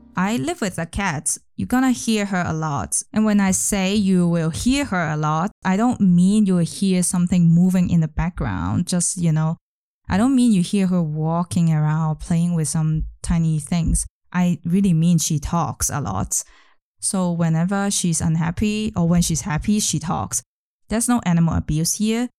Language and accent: English; Hong Kong; moved away as an adult; now in Berlin, Germany; I come from Hong Kong